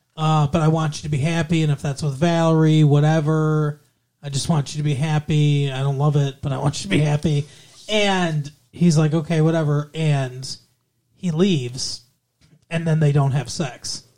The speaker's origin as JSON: {"language": "English", "region": "Alabama", "country": "United States", "said": "I'm from Alabama."}